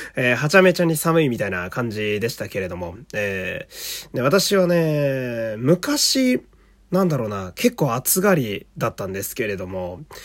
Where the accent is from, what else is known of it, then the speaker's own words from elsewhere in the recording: Fukui, Japan; moved away; 私はあの福井県という雪国の出身なんですが